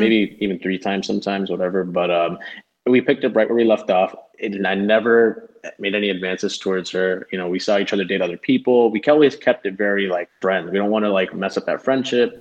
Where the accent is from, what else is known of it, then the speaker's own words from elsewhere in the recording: Broward County, South Florida, United States; also born or lived in Clearwater, Florida / Miami, Florida; we bro- both grew up in Broward County, which I feel like even though it's South Florida